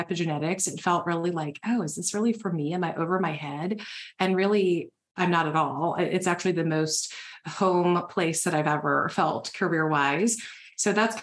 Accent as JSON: {"language": "English", "region": "the South", "country": "United States", "tie": "born or raised there", "lives_now": "Nashville, United States", "said": "I was born and raised in the South"}